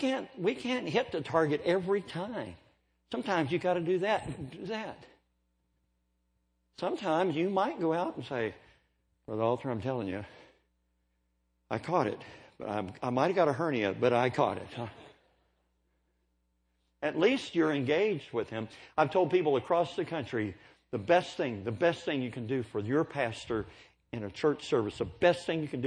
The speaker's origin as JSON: {"language": "English", "country": "United States", "also_born_or_lived": "Oklahoma / Kentucky", "said": "I'm from Kentucky and Oklahoma. I say it like this."}